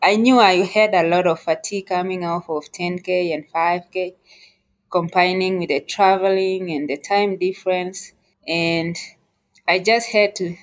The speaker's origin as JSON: {"language": "English", "country": "Kenya", "also_born_or_lived": "United States", "moved": "as an adult", "lives_now": "Colorado Springs, United States", "said": "I am originally from Kenya. I moved to the United States in 2015."}